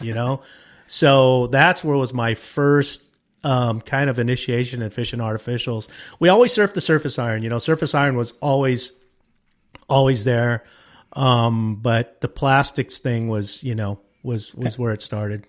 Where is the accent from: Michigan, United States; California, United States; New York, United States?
California, United States; Wilmington; moved away as an adult; also born or lived in Lopez Lake area, California; I grew up in Wilmington